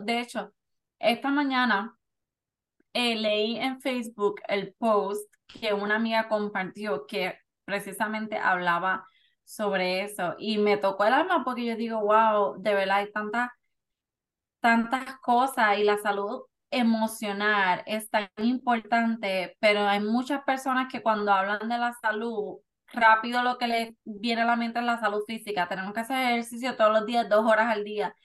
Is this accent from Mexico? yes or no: no; Puerto Rico; now in Florida, United States; De Puerto Rico.